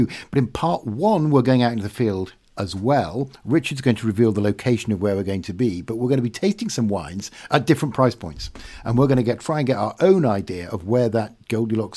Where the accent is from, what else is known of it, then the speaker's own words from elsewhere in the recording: Yorkshire and the Humber, United Kingdom; as a Yorkshireman